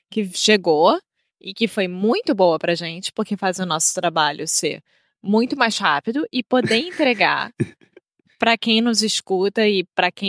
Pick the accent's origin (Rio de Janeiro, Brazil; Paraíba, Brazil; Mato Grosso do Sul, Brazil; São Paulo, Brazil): Rio de Janeiro, Brazil; now in Portugal; Eu sou brasileira, carioca do Rio de Janeiro.